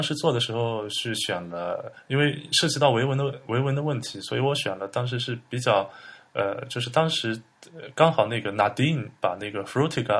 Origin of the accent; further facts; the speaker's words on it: Hangzhou, Zhejiang, China; moved away as an adult; also born or lived in Beijing / Germany; now in Hangzhou, China; 对，我是杭州出生的，杭州人。